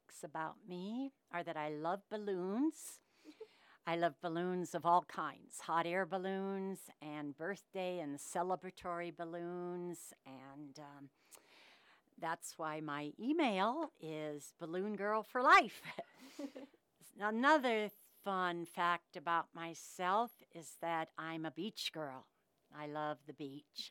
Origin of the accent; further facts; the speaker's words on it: Denver, Colorado, United States; also born or lived in Kansas / Sioux Falls, South Dakota / New Mexico; I was born in Kansas, and I lived there when I was a little baby, and then I moved to Sioux Falls, South Dakota. So I lived there until I was 7, and then my family moved to Denver, Colorado. So I've been a Denver, Colorado girl, mountain girl, no ocean girl, for most of my life